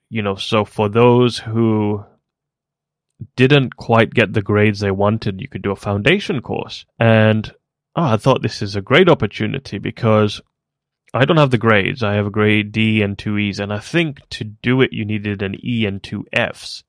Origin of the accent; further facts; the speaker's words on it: Kenya; moved away as an adult; also born or lived in South Africa; now in United Kingdom; I was born in Kenya and then moved to South Africa briefly and then came to the UK for university